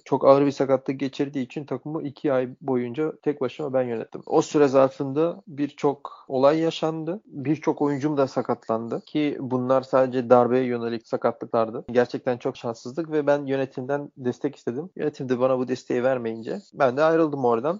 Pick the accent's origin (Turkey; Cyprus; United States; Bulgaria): Bulgaria; moved away; also born or lived in Sofia, Bulgaria / Germany; Slavia Sofya'da oynarken biz ailecek taşındık başka bir şehre. Yani memleket şehrimize taşındık. Çünkü Sofya bizim memleket şehrimiz değildi. İşte orada da sonra Ether'da oynamaya devam ettim